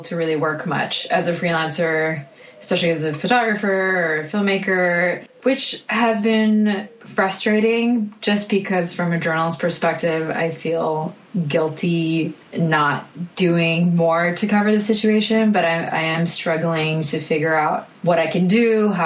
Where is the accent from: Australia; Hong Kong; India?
Hong Kong; moved away as an adult; also born or lived in Canada / Taiwan / United States; I grew up in Hong Kong. There was a 2-year stint in Taiwan as well